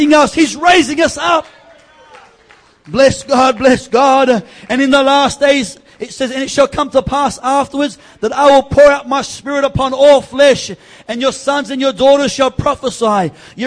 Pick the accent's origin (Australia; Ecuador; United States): Australia; East Coast; we're from the East Coast.